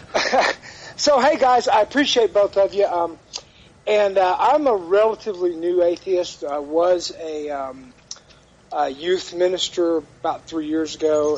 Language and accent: English; Dallas, Texas, United States; moved away; I'm originally from Dallas